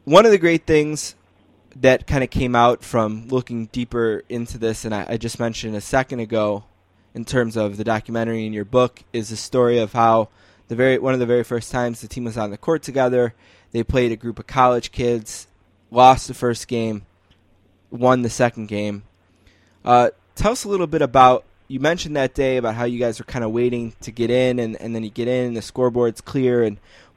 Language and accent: English; Buffalo, New York, United States; we're from Buffalo